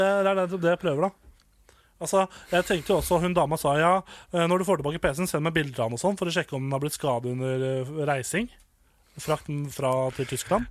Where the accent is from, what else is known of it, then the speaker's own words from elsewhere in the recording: Nittedal, Akershus, Norway; moved away as an adult; now in Volda, Norway; Hvis jeg hadde vært hjemme i Nittedal